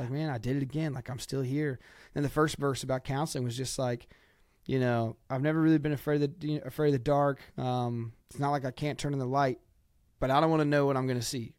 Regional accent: Ohio, United States; I'm from Ohio

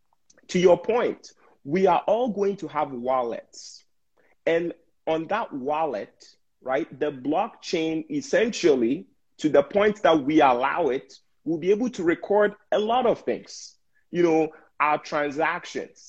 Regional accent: Ghana; now in United States; I was born and raised in Ghana

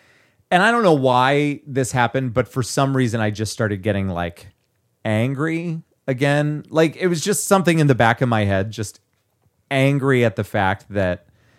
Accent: California, United States; I can say like as much as I want to because I'm from the Valley.

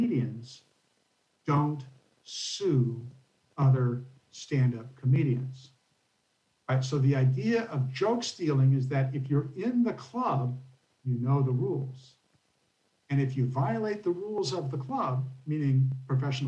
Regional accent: California, United States; moved away as an adult; also born or lived in Silicon Valley, California; now in Pittsburgh, United States; I come from California

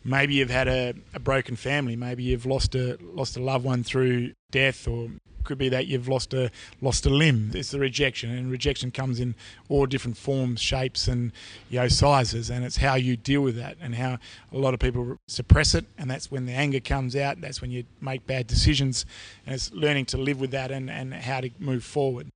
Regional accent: Wagin, Western Australia, Australia; I was born in Wagin, which is about 20 k's away from one another. So both country boys

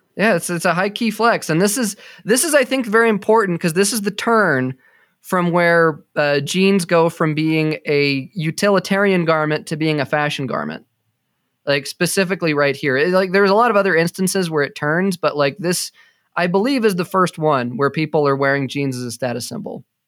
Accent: Colorado, United States; growing up in Colorado

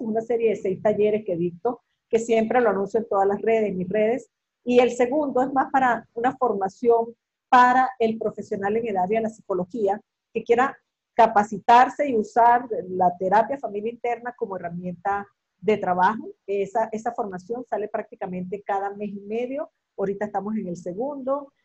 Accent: Venezuela; now in Mexico; yo estoy aquí en México, que soy venezolana

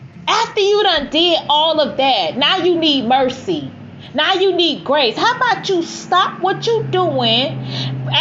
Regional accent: Miami, Florida, United States; I grew up in Miami.

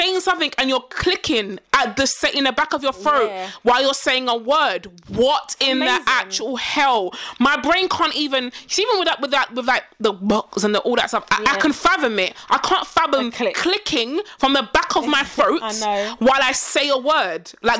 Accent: Nigeria; And the thing about it is, we, because we're Nigerian, we see it.

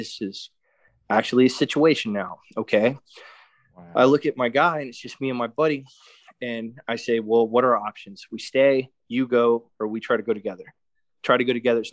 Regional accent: Florida, United States; I'm from Florida.

